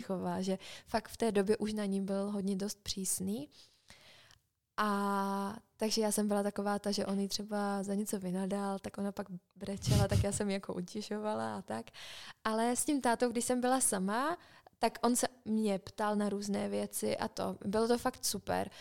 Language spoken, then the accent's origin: Czech; Czechia; moved away as an adult; jsem z Česka